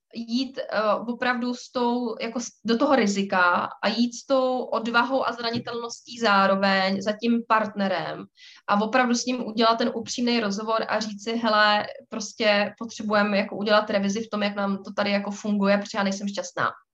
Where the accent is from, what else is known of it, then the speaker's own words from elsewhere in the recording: Prague, Czechia; my jsme z Prahy